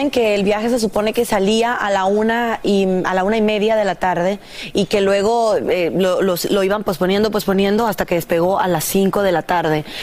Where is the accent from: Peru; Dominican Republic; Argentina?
Dominican Republic; en mi tierra, República Dominicana.